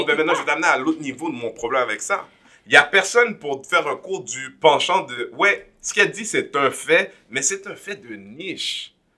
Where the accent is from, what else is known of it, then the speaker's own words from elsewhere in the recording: Quebec, Canada; je suis un haïtien, je, suis un, Québécois d'origine haïtienne, un Canadien d'origine haïtienne